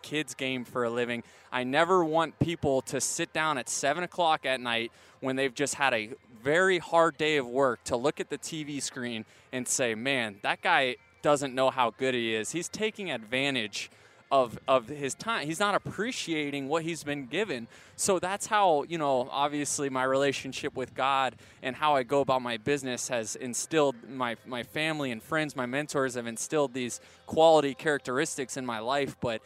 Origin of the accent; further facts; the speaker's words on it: St. Petersburg, Florida, United States; moved away as an adult; now in Orange County, United States; being born and raised there in St. Petersburg.